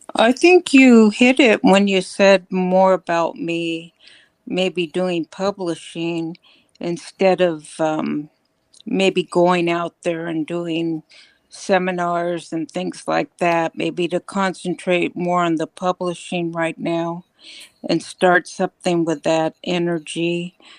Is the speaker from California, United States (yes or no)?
yes; California, United States; moved away; I grew up in California